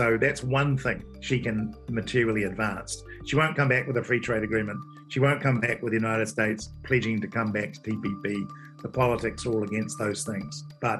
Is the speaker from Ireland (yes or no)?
no; New Zealand; as a Kiwi